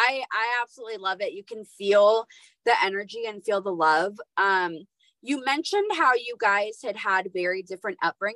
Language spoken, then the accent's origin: English; California, United States; Like, I was born and raised in Southern California.